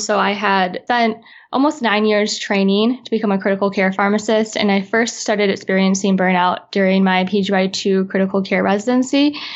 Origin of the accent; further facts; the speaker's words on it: Midwest, United States; now in Los Angeles, United States; I currently live in Los Angeles, California, and I'm originally from the Midwest